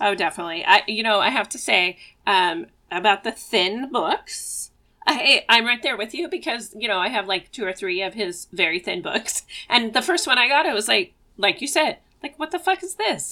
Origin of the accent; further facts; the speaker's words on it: Eugene, Oregon, United States; I was born in Eugene, Oregon, and I live about 15 minutes away from the house that I grew up